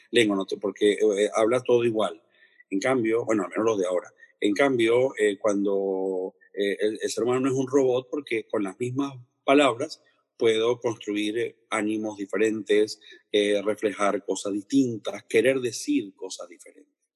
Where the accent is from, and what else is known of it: Venezuela; now in Spain